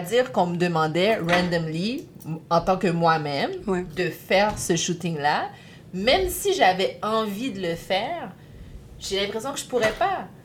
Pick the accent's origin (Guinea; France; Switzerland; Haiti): Haiti; je suis haïtienne